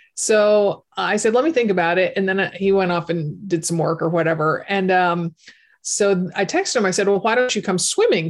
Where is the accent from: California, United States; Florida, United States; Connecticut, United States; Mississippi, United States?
Connecticut, United States; my home state of Connecticut.